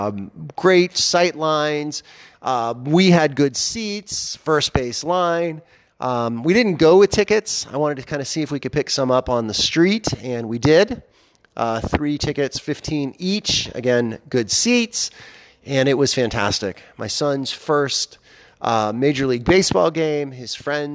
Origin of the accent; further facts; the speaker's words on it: Pittsburgh, Pennsylvania, United States; now in Columbus, Ohio, United States; I was born in Pittsburgh and still have extended family there